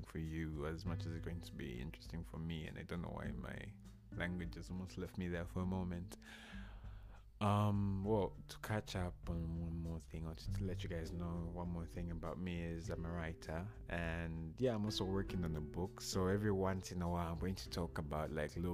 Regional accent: Zambia; now in Moscow, Russia; I'm from Zambia

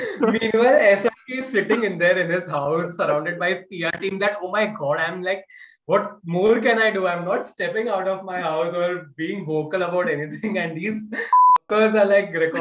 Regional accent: Gujarat, India; I'm from Gujarat.

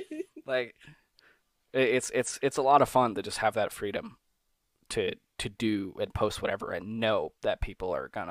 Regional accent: New York, United States; now in Pennsylvania, United States; yeah, I'm from New York, but I moved to Pennsylvania.

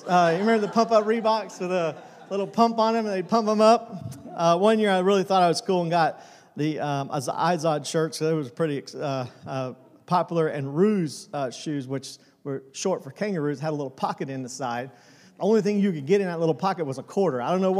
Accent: Tucson, Arizona, United States; born there; now in Benson, United States; When I was a kid, I remember I was born in Tucson, Arizona. I was talking about this morning we live in a little town called Benson, Arizona.

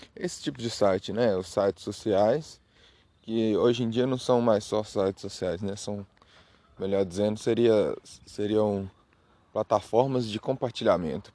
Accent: Minas Gerais, Brazil; eu sou de Minas, Minas Gerais, né? Então aqui em Minas Gerais a gente tem esses costumes

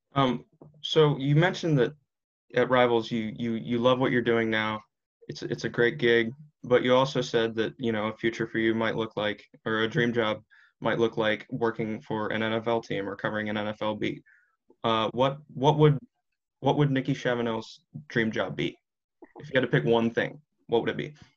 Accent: United States; I'm from outside of D C, so hockey's pretty big here

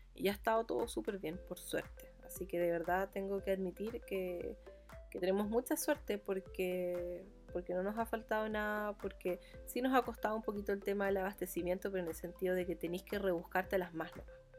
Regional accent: Chile; accent: muy chileno; also born or lived in Providencia, Santiago; mi acento es muy chileno

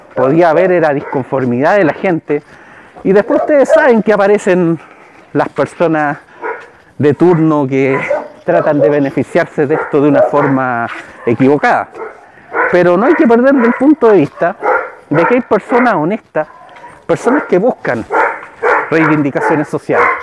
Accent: Chile; yo soy chileno

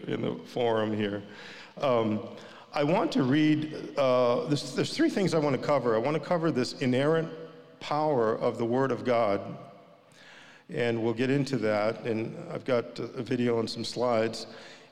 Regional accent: Southern California, United States; also born or lived in Sri Lanka; I grew up in California, in Southern California

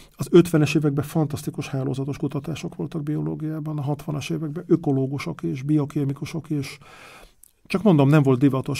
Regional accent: Budapest, Hungary; moved away as an adult; also born or lived in Lake Balaton; now in Parma, Italy; én Pesti vagyok

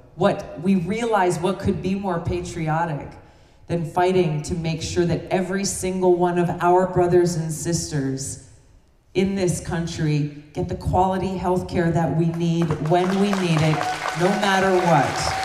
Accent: Hawaii, United States; my home state of Hawaii

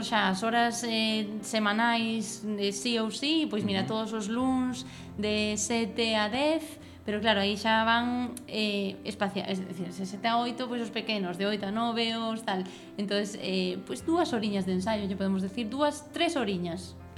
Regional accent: Santiago de Compostela, Galicia, Spain; eu son de Santiago

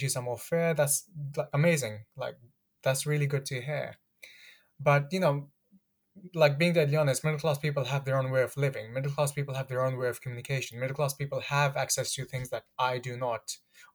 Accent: Ilford, London, United Kingdom; also born or lived in Pakistan; I grew up in Ilford

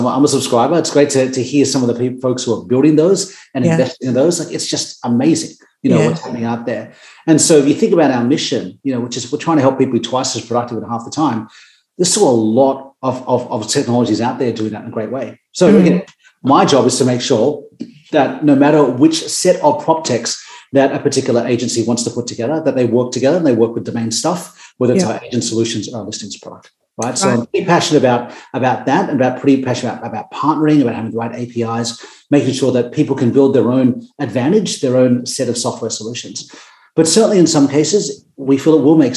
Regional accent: Sydney, New South Wales, Australia; I grew up in Sydney, very close to where I live now. I grew up in Gordon

